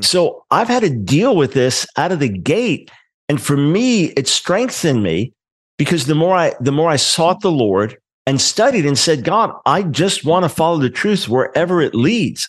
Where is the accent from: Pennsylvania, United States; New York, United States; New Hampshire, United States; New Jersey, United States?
New York, United States; I'm a New Yorker, New York Jew